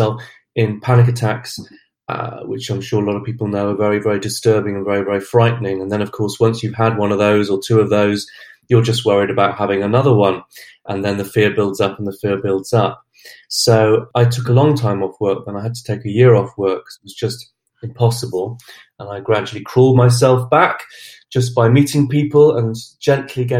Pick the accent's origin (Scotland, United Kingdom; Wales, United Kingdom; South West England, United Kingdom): South West England, United Kingdom; Glastonbury; I'm from Glastonbury in Somerset. I've lived in Somerset all my life.